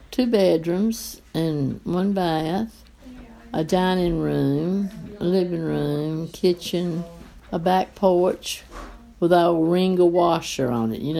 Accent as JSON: {"language": "English", "region": "North Carolina", "country": "United States", "tie": "born or raised there", "said": "And I was born on Avent's Ferry Road off of Western Boulevard."}